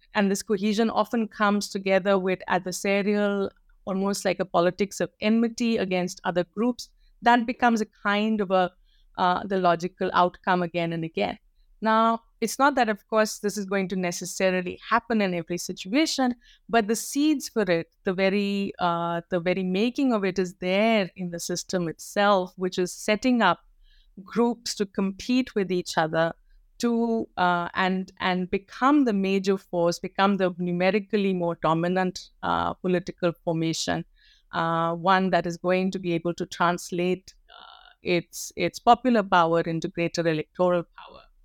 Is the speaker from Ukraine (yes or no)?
no; North India, India; And I'm a North Indian through and through, born and raised in North India.